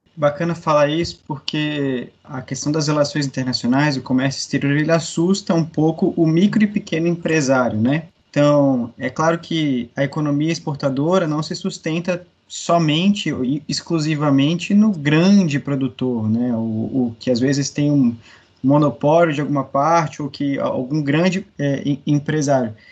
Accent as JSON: {"language": "Portuguese", "country": "Brazil", "said": "nós brasileiros"}